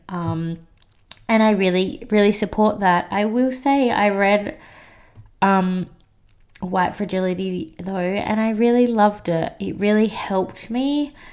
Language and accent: English; Australia; I was adopted as a little baby by a white family. And I grew up in Australia